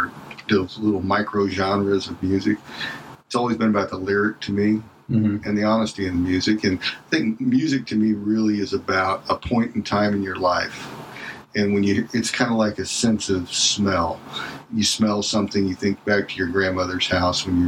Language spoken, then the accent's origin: English; Indiana, United States; also born or lived in Louisville, Kentucky / Cincinnati, Ohio; Growing up in Indiana